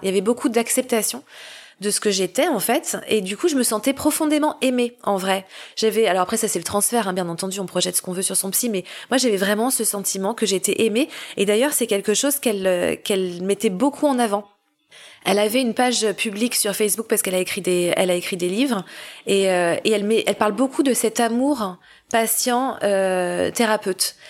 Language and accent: French; Paris, Île-de-France, France; moved away as an adult; je décide de revenir à Paris, j'aime beaucoup Paris et c'est ma ville natale